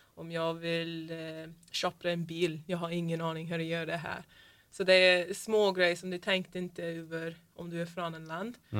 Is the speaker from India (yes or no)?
no; Florida, United States; Swedish is a second language; moved away as an adult; also born or lived in Linköping, Sweden / Sunne, Sweden; now in Sweden; Jag är från Florida.